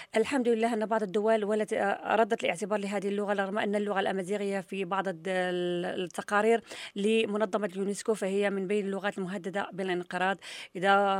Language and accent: Arabic; Morocco; عندنا في المغرب